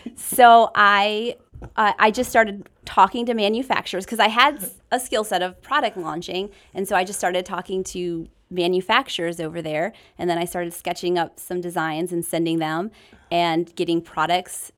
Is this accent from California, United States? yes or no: no; Michigan, United States; moved away as an adult; also born or lived in the western US; born and raised in Michigan, uh, moved out west, lived out west for seven years